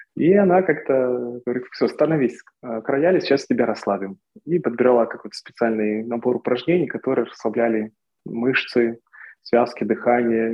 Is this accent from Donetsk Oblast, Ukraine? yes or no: yes; Torez, Donetsk Oblast, Ukraine; moved away; also born or lived in Kyiv / Moscow; Сначала я учился в городе Торез, в моем родном городе в Донецкой области. Потом я переехал в Донецк, потом в Киев, потом в Москву.